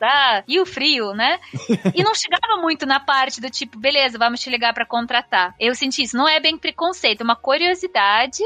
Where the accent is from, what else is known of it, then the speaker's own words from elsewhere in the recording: Moscow, Russia; Portuguese is a second language; moved away as an adult; also born or lived in Belgium; now in São Paulo, Brazil; nasci, cresci, vivi por mais de 20 anos em Moscou e faz 8 anos que estou aqui no Brasil.